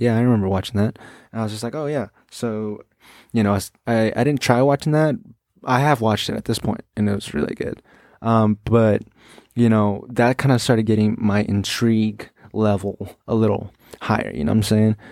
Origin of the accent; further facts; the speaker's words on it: United States; I'm an American